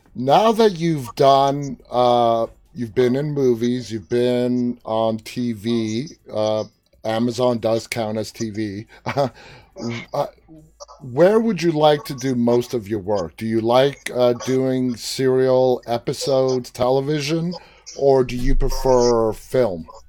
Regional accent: New York City, New York, United States; I am from New York City

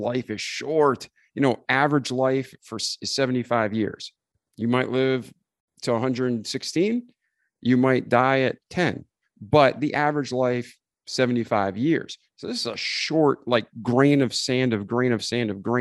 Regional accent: New England, United States; I grew up in New England

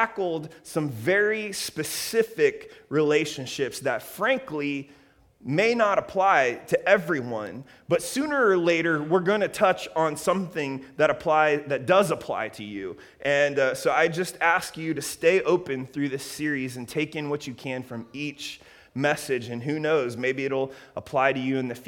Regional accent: Columbus, Ohio, United States; now in Redlands, United States; Columbus, Ohio, my hometown

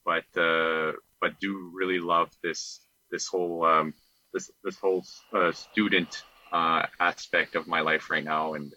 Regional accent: Eastern Manitoba, Canada; also born or lived in Winnipeg, Canada; I grew up in Eastern Manitoba, so in the Saint-Georges or Pine Falls area

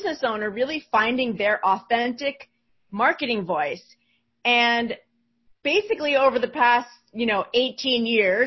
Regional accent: New Jersey, United States; I'm from New Jersey

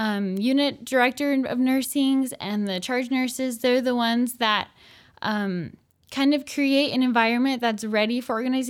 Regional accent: Gilbert, Arizona, United States; I'm from Gilbert, Arizona

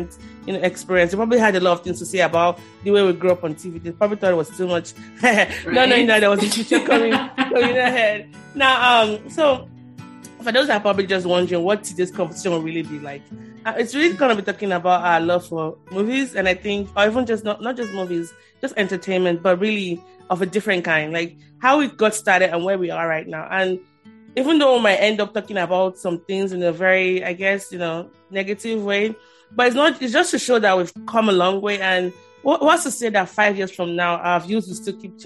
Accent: Nigeria; growing up in Nigeria, as you know, I'm Nigerian

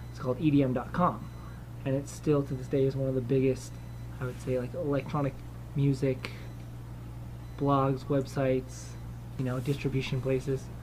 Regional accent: Colorado, United States; I was raised in Colorado.

